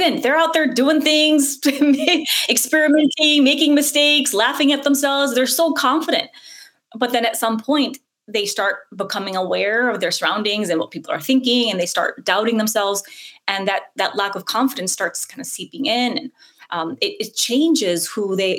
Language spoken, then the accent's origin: English; United States; English is a second language; Even though I grew up in America, I didn't speak any English